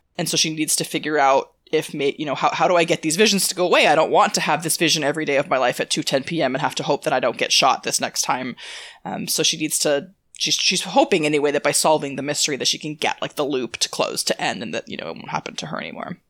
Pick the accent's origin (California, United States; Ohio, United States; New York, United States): California, United States; San Diego; I'm from San Diego